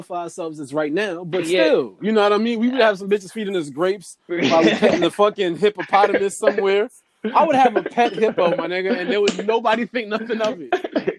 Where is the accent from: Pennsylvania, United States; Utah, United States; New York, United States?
New York, United States; also born or lived in Jamaica; I grew up in New York where I'm right there with various Africans.